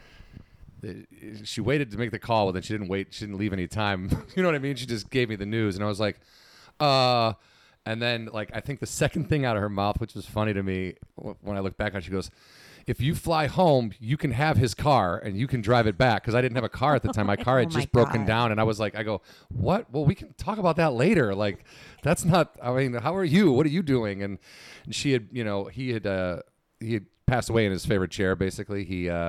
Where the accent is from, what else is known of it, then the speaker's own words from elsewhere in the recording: Warrenville, Illinois, United States; I grew up in Warrenville, Illinois, which is southwest suburbs of Chicago